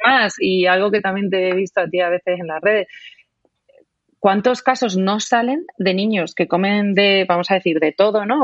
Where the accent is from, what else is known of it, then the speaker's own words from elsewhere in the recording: Spain; moved away as an adult; Yo estoy en, ahora mismo en mi tierra, que es la tierra del ibérico por excelencia en España, te podrás imaginar cómo ha sido mi, infancia